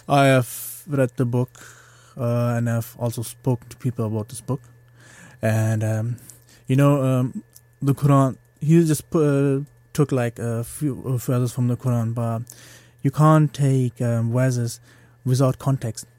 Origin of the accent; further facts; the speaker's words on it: Germany; moved away as an adult; now in Liverpool, United Kingdom; I grew up in Germany. I was born there.